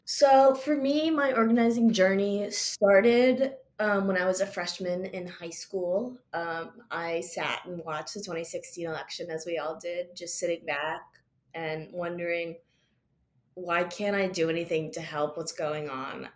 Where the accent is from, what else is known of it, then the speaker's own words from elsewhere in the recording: New Jersey, United States; also born or lived in Maryland; being in my home state